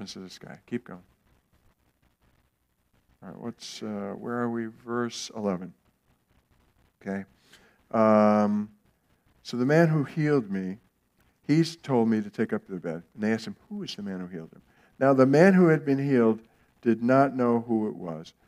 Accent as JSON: {"language": "English", "country": "United States", "said": "There were things that I received by living in America, by being an American, by growing up where I did"}